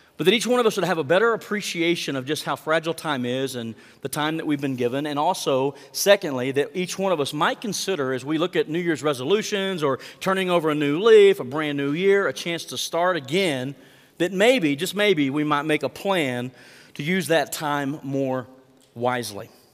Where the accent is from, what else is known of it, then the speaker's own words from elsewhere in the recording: Mangum, Oklahoma, United States; my hometown of Mangum